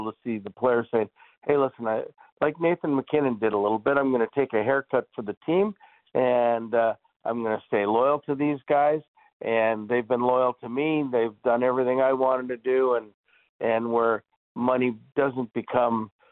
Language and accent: English; Toronto, Ontario, Canada; growing up in Toronto, playing for the Leafs